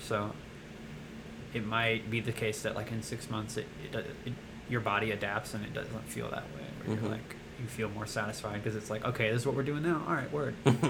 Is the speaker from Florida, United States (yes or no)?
no; Louisiana, United States; also born or lived in Dallas, Texas; I was born in Dallas, raised in Louisiana. I moved there in 99, so I've been here like 20 years almost. Various parts of the state.